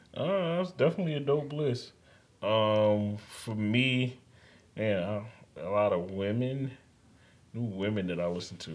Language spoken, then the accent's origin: English; New York, United States; I'm a New Yorker, native